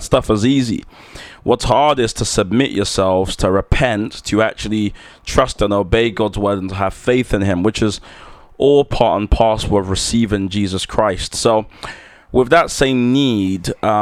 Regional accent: London, United Kingdom; I'm from London

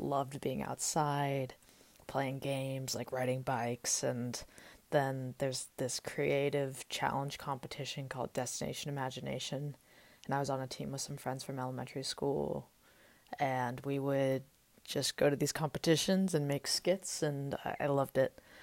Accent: Austin, Texas, United States; also born or lived in Las Vegas, Nevada; I was born in Las Vegas, Nevada in nineteen ninety-eight. Uh, my dad was stationed in the Air Force there, and he was in Korea a little bit, and when he retired when I was six, we moved with my two-year-old brother to Austin and sort of set up life there.

